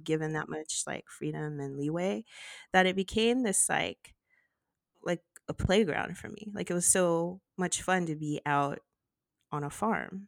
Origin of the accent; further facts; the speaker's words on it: Los Angeles, California, United States; it was a very different life from what i lived